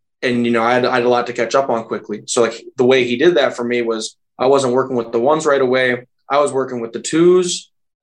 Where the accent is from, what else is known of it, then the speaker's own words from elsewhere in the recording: Minneapolis, Minnesota, United States; moved away; I'm from Minneapolis